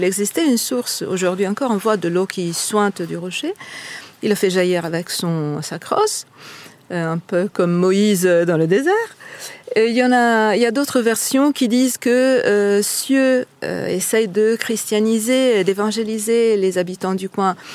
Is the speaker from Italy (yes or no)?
yes; Italy; accent: Italian; French is a second language; moved away as an adult; now in Lancieux, France; Comme on l'entend par mon accent, je ne suis pas bretonne, je ne suis pas française, je suis italienne. Je suis arrivée ici en 2012 avec mon mari euh, par hasard.